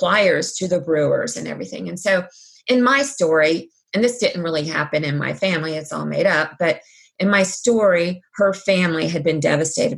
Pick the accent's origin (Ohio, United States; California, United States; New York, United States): Ohio, United States; Cincinnati; When I was born in Cincinnati, I was the fifth generation